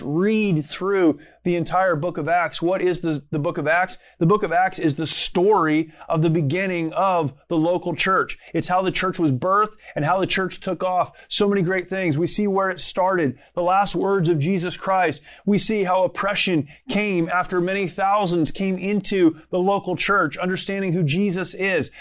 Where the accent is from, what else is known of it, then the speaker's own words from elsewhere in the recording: United States; as an American